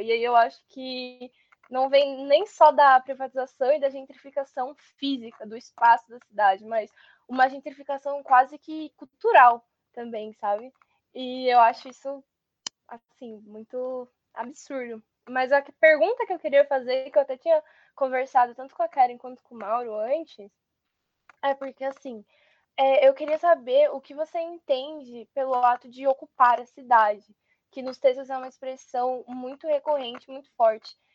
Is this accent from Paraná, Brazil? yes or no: no; São Paulo, Brazil; sou de Ermelino